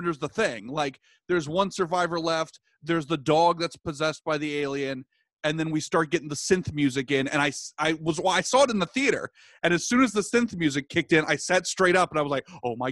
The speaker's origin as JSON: {"language": "English", "region": "Virginia", "country": "United States", "tie": "born or raised there", "said": "I was born in 88. So my parents were, and I was born in Virginia"}